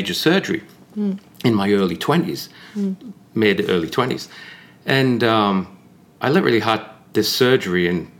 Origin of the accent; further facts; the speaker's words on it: Newcastle upon Tyne, North East England, United Kingdom; moved away as an adult; now in United States; I was born and raised in Newcastle, just outside Newcastle.